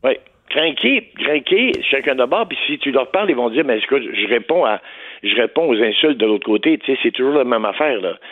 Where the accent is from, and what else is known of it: Saint-Marc-sur-Richelieu, Quebec, Canada